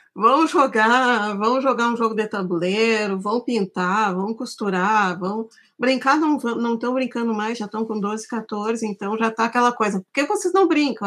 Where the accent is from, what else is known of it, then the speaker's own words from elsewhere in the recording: Santa Maria, Rio Grande do Sul, Brazil; moved away; Eu sou de Santa Maria, eu me formei em desenho industrial na UFSM em 1998